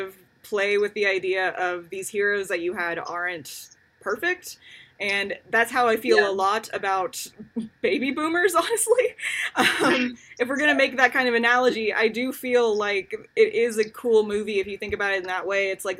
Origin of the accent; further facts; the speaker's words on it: United States; because I am an American